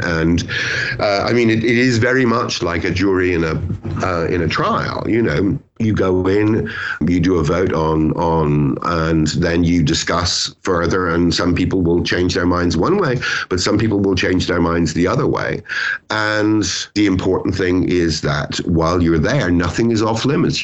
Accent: Ireland; also born or lived in Britain; now in United Kingdom; I'm Irish.

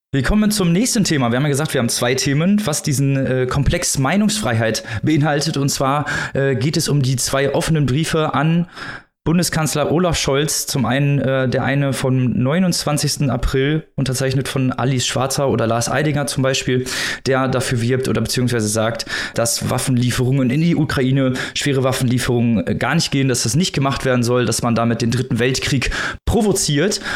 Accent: Germany; wir als Deutsche

